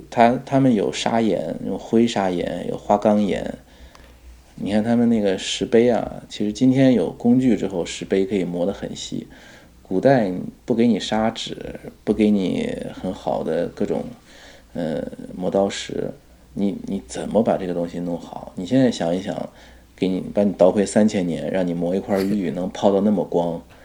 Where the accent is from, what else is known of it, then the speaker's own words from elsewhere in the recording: China; 因为我们是中国人，中文的文献你能读的比较多